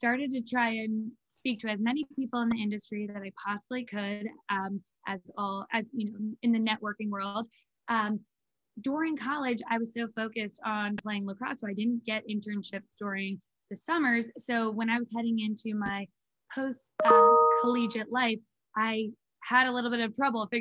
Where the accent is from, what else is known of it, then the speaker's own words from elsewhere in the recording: Philadelphia, Pennsylvania, United States; also born or lived in Virginia; am from Philadelphia. That is where I live now